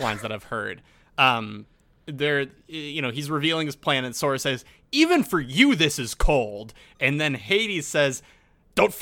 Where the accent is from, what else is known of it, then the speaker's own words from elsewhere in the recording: United States; an American citizen